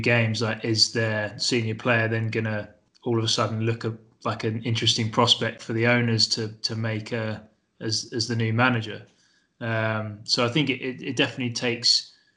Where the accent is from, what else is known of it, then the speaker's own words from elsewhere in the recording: Lewes, South East England, United Kingdom; Lewis was my hometown club. That's where I grew up